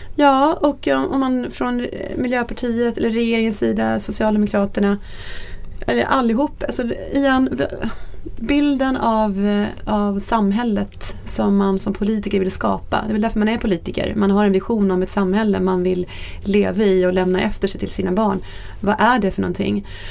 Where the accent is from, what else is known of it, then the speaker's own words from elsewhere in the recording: Norrköping, Östergötland, Sweden; jag är född och uppvuxen i Norrköping